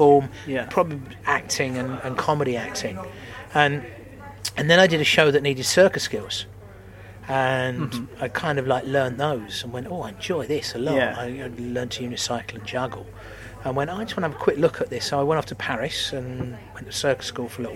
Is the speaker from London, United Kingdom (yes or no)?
yes; Bromley, London, United Kingdom; moved away; I'm from Bromley, which is next to Eltham